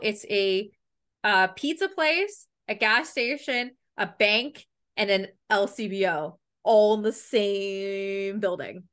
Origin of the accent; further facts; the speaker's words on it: Canada; accent: Canadian; I'm from Canada